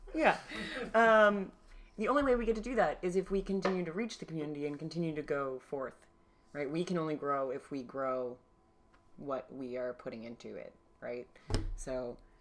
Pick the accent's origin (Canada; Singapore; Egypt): Canada; Halifax, Nova Scotia; moved away as an adult; I'm from the East Coast, uh, from Halifax mainly